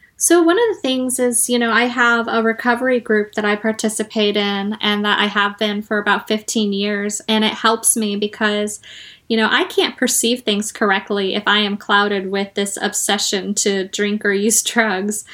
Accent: Arizona, United States; moved away; my home state of Arizona

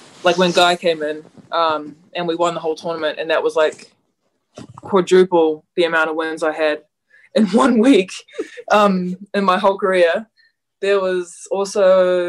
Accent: New Zealand; pretty proud of being a New Zealander

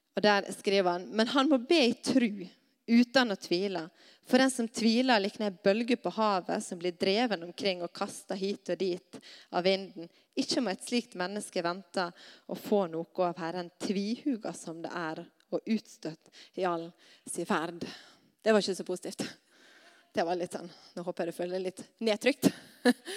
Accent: Stad, Vestland, Norway; hjemme på Stad

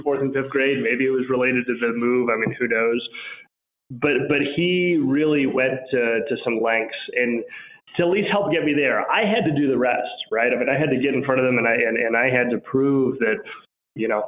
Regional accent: Albuquerque, New Mexico, United States; also born or lived in Washington, D.C.; So I grew up in Albuquerque, New Mexico

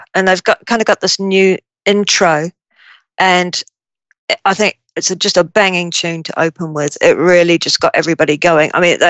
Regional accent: New Zealand; now in United Kingdom; I grew up in New Zealand and I didn't move to the UK until 97

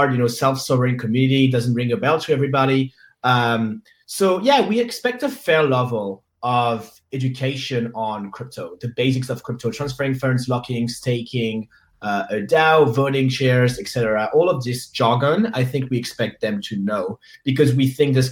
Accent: Paris, Île-de-France, France; I am from Paris

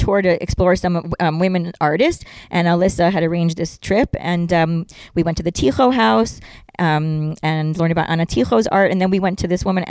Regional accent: Israel; English is a second language; And I'm like, well, I'm not a New Yorker, I'm an Israeli.

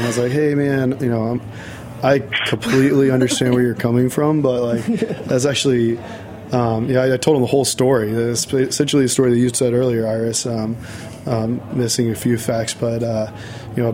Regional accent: Virginia, United States; I'm from Virginia. And I like, you know, I grew up going to the beach every now and then

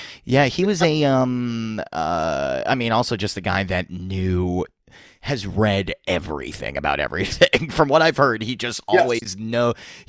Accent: Boston, Massachusetts, United States; growing up in Boston

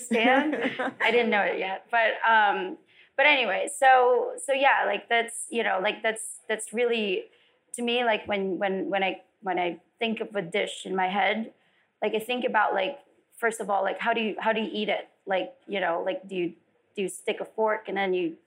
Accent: Philippines; born or raised there; also born or lived in Las Vegas; now in California, United States

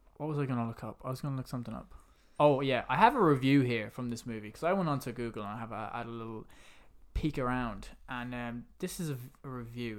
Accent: London, United Kingdom; I was born in, uh, Hammersmith. That's where I was born.

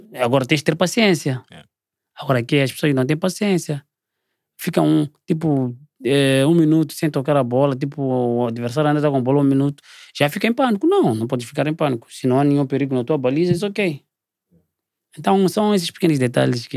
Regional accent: Maputo, Mozambique; moved away as an adult; also born or lived in South Africa; Eu sou daqui do Maputo

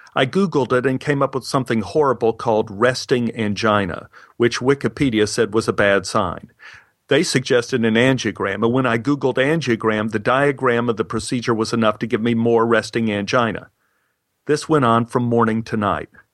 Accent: Texas, United States; I grew up in Texas

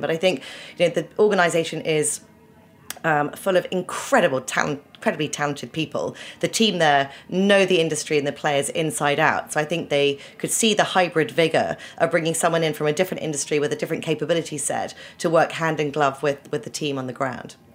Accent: Winchester, South East England, United Kingdom; moved away as an adult; also born or lived in Oxford; now in New York, United States; I was born in Oxford, but grew up in um, a very beautiful historical uh, town called Winchester in the south of England

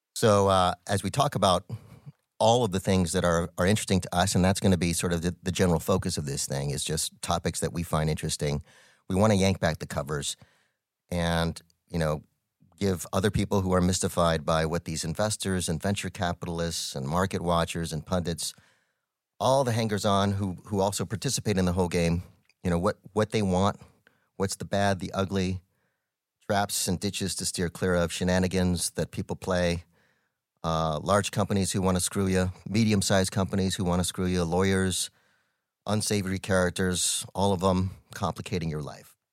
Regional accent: Albuquerque, New Mexico, United States; I am born and raised in Albuquerque, New Mexico, one of five kids.

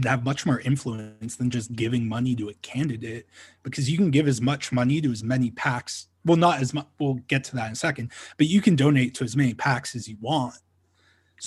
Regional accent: Ontario, Canada; now in Calgary, Canada; I'm originally from Ontario

